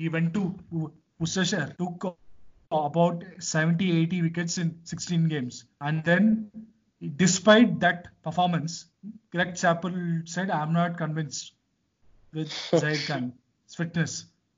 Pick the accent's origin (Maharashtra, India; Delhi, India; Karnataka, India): Karnataka, India; Bangalore; I am from Bangalore myself